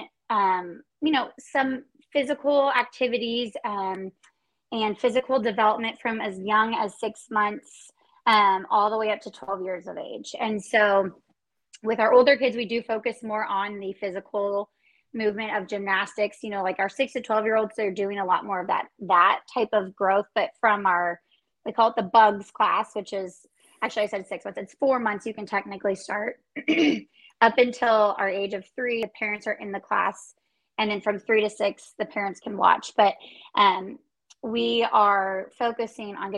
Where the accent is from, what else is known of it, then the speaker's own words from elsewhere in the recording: Kansas City, United States; I was born and raised in Kansas City.